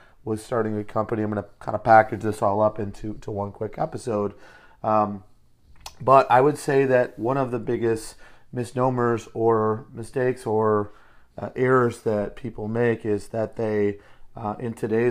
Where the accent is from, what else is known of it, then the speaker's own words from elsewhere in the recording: Detroit, Michigan, United States; now in San Diego, United States; I'm originally from Metro Detroit. I bring a little Motor City hustle to what I do. Live in San Diego now today